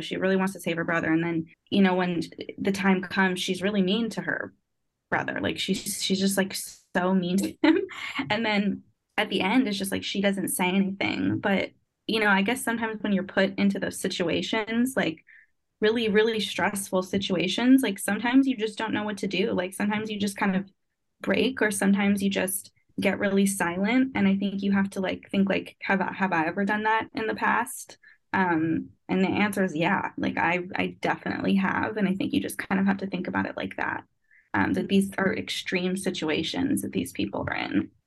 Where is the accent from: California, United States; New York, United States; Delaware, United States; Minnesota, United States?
New York, United States; New York City; I'm from Brooklyn, New York